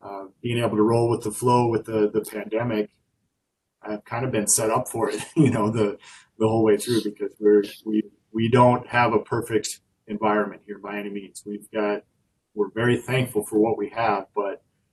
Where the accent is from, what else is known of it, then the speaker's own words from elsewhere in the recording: South Dakota, United States; moved away as an adult; now in Wisconsin, United States; I grew up in South Dakota